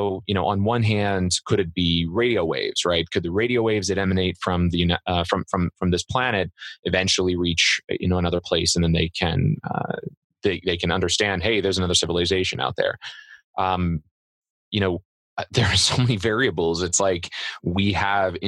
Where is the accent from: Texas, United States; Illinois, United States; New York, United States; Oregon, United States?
Illinois, United States; Central; moved away; I grew up in Central Illinois. I grew up in a 1,000-person town and with cornfields on every side.